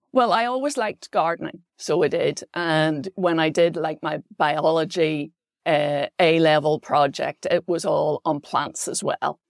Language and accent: English; Belfast, Northern Ireland, United Kingdom; moved away as an adult; also born or lived in Wales; I grew up on the Cahill Road